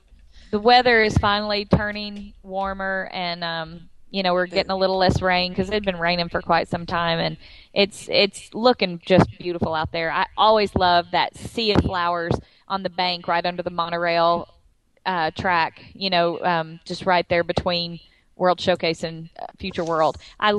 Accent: Texas, United States; moved away; because we're from Texas

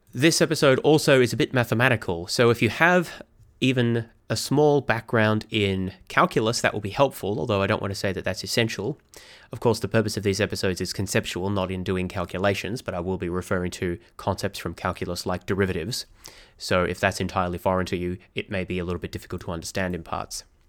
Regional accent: Melbourne, Victoria, Australia; my hometown is Melbourne, Australia

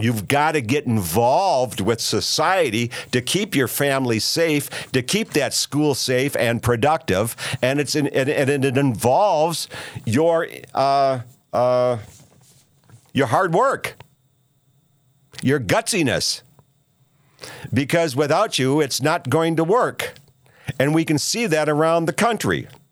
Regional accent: Minnesota, United States; my home state of Minnesota

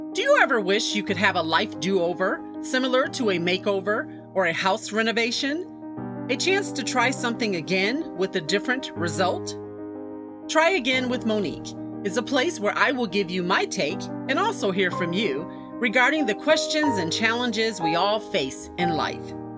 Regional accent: Buffalo, New York, United States; my hometown of Buffalo, New York

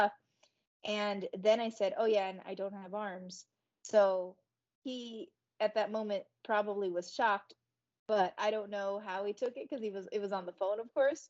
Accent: Tucson, Arizona, United States; It was in Arizona, so that was in Tucson, in my hometown

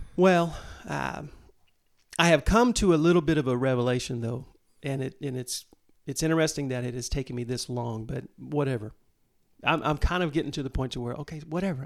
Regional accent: Mulvane, Kansas, United States; grew up down in Mulvane, Kansas

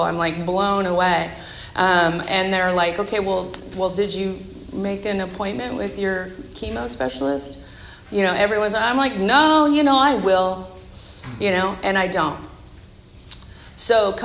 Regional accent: Bay Area, California, United States; now in Seattle area, United States; I'm from the Bay Area

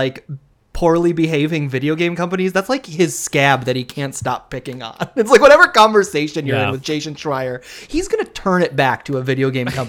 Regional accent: Minnesota, United States; I'm from Minnesota.

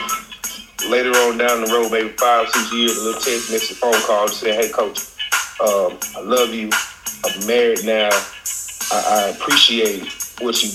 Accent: Troy, Alabama, United States; I am from Troy, Alabama. I went to Troy City Schools where I played football

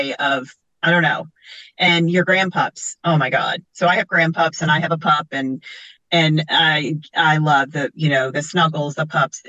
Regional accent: Long Island, New York, United States; moved away; And I'm from Long Island.

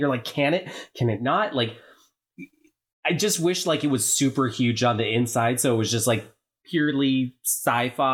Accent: Oregon, United States; I'm from Oregon.

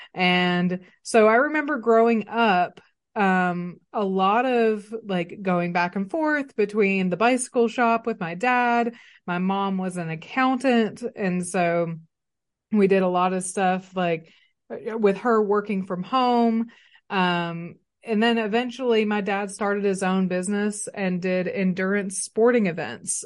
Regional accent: Arkadelphia, Arkansas, United States; moved away as an adult; now in Northwest Arkansas, United States; I was raised in Arkadelphia, Arkansas

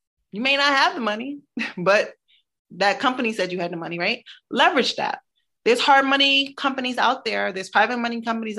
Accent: Brooklyn, New York, United States; Because I'm from Brooklyn. I was born in Brooklyn. And I knew what it felt like not to be able to live in Brooklyn again because it was too expensive, right?

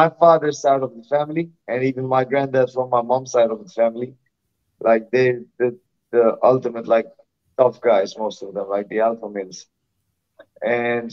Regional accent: Malta; I'm from Malta. It's a tiny island in the Mediterranean. We're only like 500,000 people over here

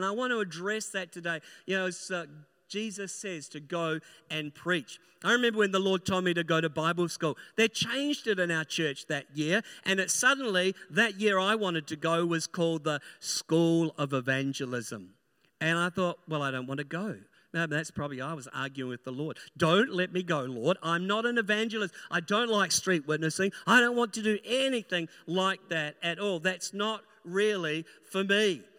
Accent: New Zealand; born there; now in Christchurch, New Zealand; I'm a New Zealander by birth, living in Christchurch, and both of my pastors were Australians. So I learned the accent

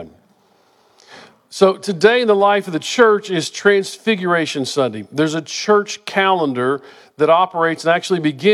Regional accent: Wichita Falls, Texas, United States; we grew up in Wichita Falls

